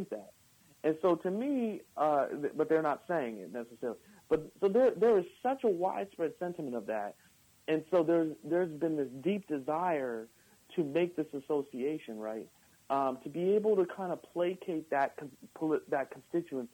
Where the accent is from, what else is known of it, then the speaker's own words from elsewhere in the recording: United States; We're Americans